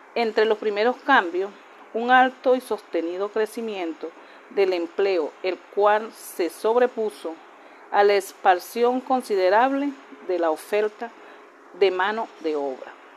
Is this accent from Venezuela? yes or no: yes; Venezuela